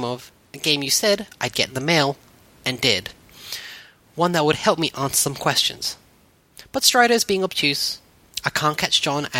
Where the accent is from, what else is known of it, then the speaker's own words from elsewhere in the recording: Australia; As the Australian of the group